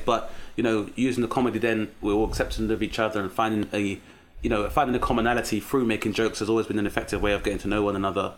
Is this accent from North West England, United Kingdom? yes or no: no; London, United Kingdom; growing up in South East London as a black British male